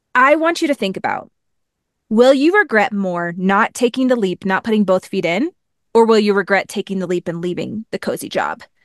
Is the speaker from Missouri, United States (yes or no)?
yes; Missouri, United States; I grew up in Missouri, went to school at Mizzou